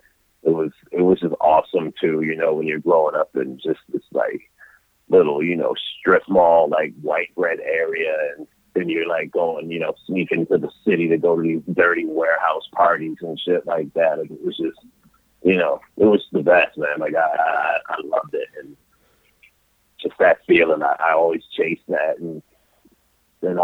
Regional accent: Rochester, New York, United States; I'm from Rochester, New York, but I grew up in a suburb a little outside of there

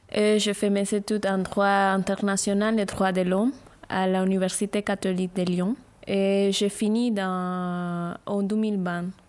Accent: Barranquilla, Atlántico, Colombia; French is a second language; moved away; notre région, à Gustavo et à moi, qui on vient de Barranquilla, Colombie

